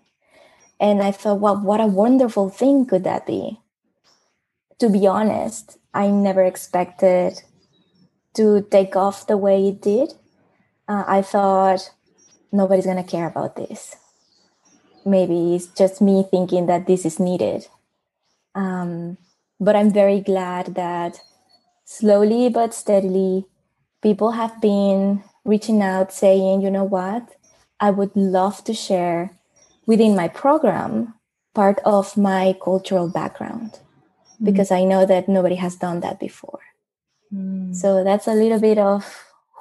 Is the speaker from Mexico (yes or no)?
yes; Mexico; English is a second language; moved away as an adult; now in Netherlands; And I'm from Mexico. I'm now based in the Netherlands